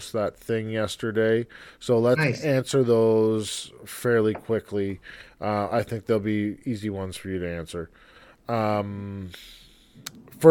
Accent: Canada; I'm Canadian

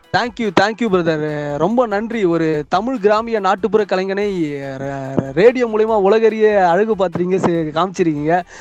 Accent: Ponneri, Tamil Nadu, India; நான் வந்து பொன்னேரியில் தான் நான் பிறந்து வளர்ந்தேன்

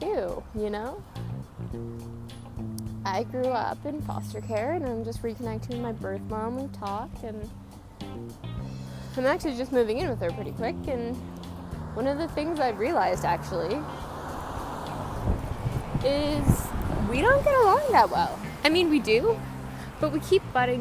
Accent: British Columbia, Canada; I am from Canada, BC.

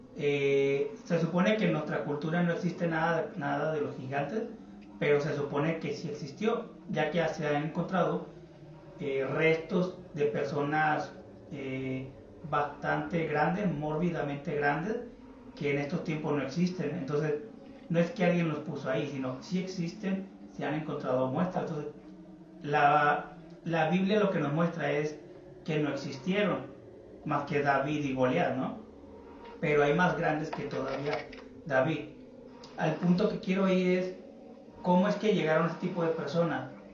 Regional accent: Mexico; nosotros que somos de México

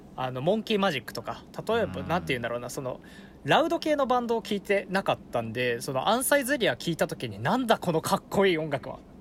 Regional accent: Fukushima, Japan; born or raised there

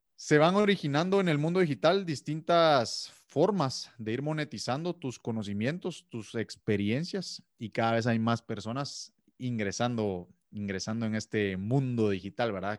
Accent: Guatemala; soy de Guatemala

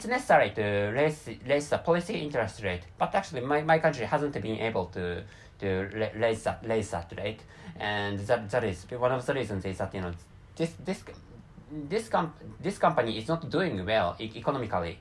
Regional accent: Japan; first language Japanese; English is a second language; my mother tongue is Japanese

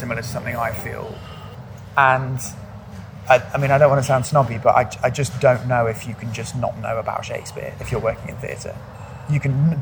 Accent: United Kingdom; moved away as an adult; now in London, United Kingdom; I'm actually preparing to leave London at the moment and move back to my hometown

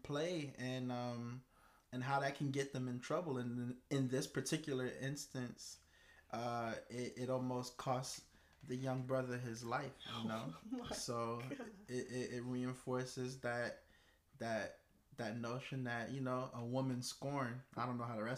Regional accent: Miami, Florida, United States; growing up in Miami

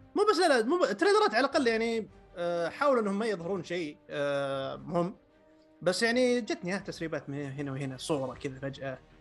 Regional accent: Saudi Arabia; عندنا في السعوديه

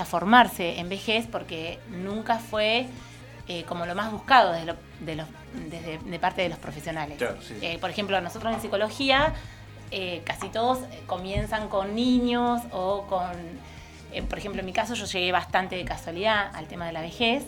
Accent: Argentina

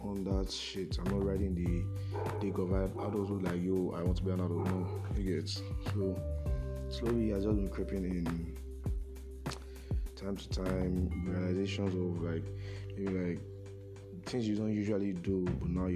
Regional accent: Nigeria; being a Nigerian team

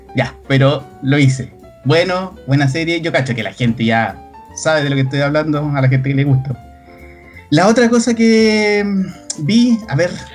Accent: Chile; como buen chileno

